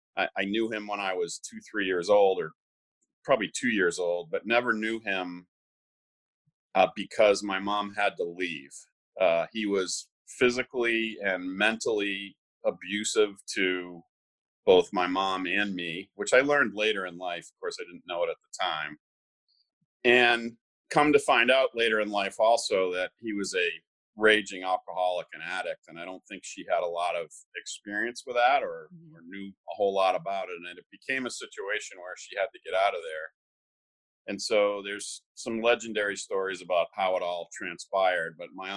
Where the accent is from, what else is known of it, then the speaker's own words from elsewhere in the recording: Bronxville, New York, United States; born there; So I was born in Bronxville, New York.